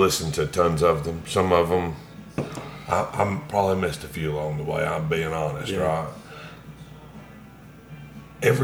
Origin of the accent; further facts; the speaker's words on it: Alabama, United States; I grew up in Alabama too, right? From a real early age